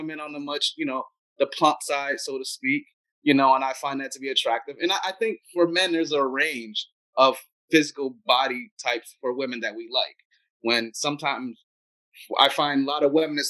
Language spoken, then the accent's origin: English; United States; I'm also American